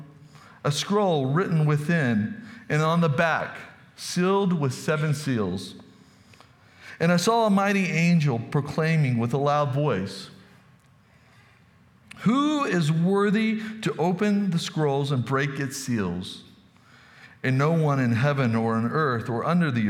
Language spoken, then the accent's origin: English; Texas, United States; moved away; I'm from Texas